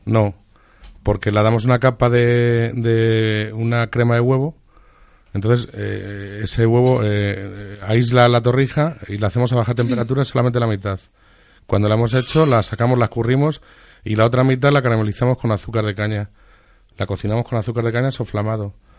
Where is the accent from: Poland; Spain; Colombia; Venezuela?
Spain; Toledo, Castilla-La Mancha; yo soy de Toledo